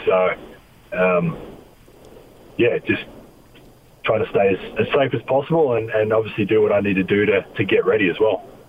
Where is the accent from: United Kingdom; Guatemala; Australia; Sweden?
Australia; moved away as an adult; now in United States; I'm Australian